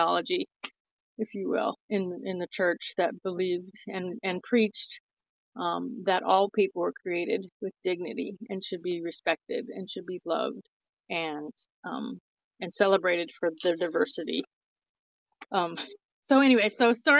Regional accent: Zimbabwe; moved away; I'm originally from Zimbabwe

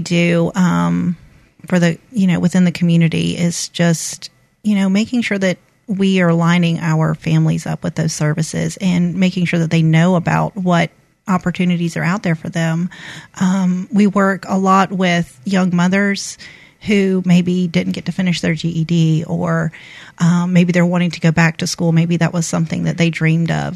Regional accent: Panama City, Florida, United States; moved away as an adult; now in Mobile, United States; I grew up actually in Florida. Um, I attended Rutherford High School in Panama City, Florida

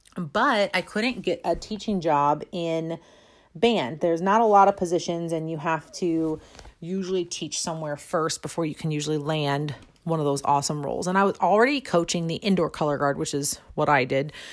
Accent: St. Louis, Missouri, United States; also born or lived in Florida; I'm from Saint Louis, Missouri.

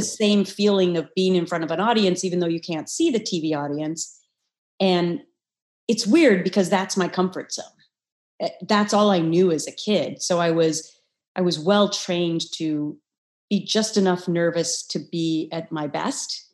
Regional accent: Midwest, United States; I had this wonderful Midwestern upbringing

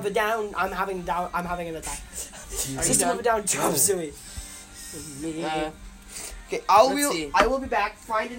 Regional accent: Scotland, United Kingdom; I'm Scottish

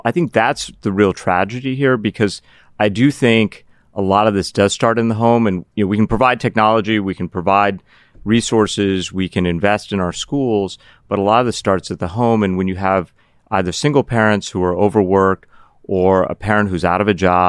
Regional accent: Cardiff, Wales, United Kingdom; born there; also born or lived in Pittsburgh; That's where I was born. I was born in Wales, Cardiff, Wales. Little known fact.

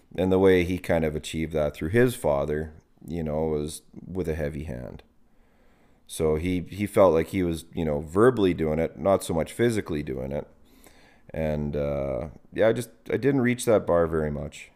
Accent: Calgary, Alberta, Canada; also born or lived in High River, Alberta; at age, I think it was age thirteen, we moved from the city, we moved from Marlboro Park out to High River.

